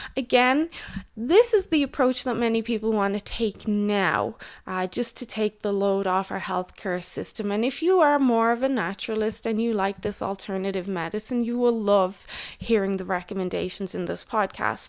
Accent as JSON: {"language": "English", "country": "Ireland", "also_born_or_lived": "Canada", "moved": "yes", "said": "in Ireland, my home country"}